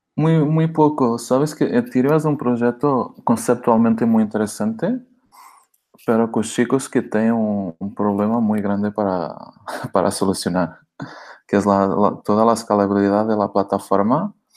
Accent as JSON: {"language": "Spanish", "country": "Portugal", "second_language": "Spanish", "moved": "as an adult", "lives_now": "Barcelona, Spain", "said": "soy portugués, que vivo en España, en Barcelona, hace, hace cuatro años ya"}